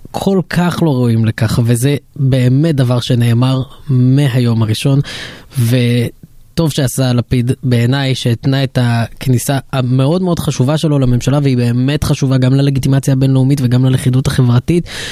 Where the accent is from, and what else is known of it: Israel